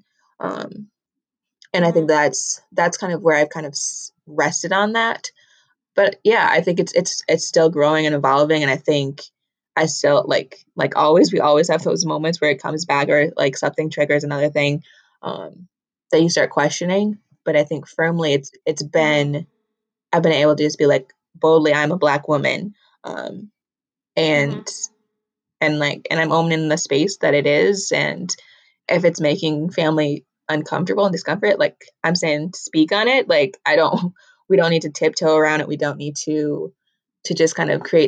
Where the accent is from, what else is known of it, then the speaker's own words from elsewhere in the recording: Minnesota, United States; I'm from Minnesota.